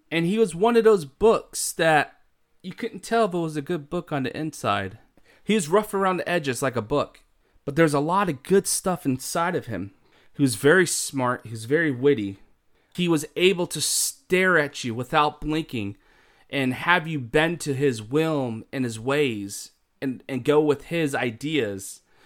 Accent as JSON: {"language": "English", "country": "United States"}